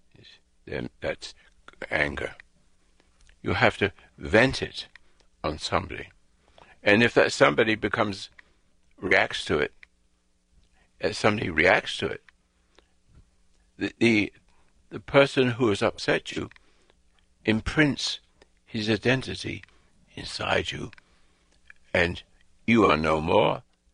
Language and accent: English; England, United Kingdom; also born or lived in Africa; now in United States; I'm an Englishman